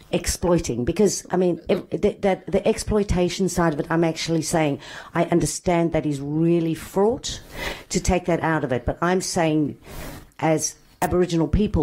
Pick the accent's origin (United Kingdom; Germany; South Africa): South Africa; now in Australia; I'm a Greek woman born and raised in South Africa and now live in Australia.